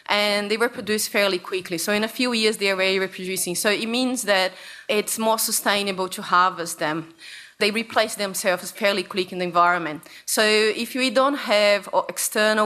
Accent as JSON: {"language": "English", "country": "Brazil", "second_language": "English", "moved": "yes", "lives_now": "Australia", "said": "I come from Brazil."}